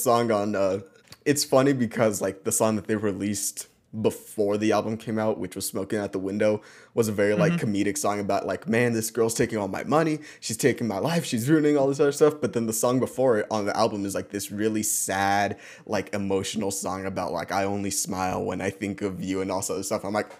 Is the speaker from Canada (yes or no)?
no; Mexico; because it was from Mexico and we're Mexicans.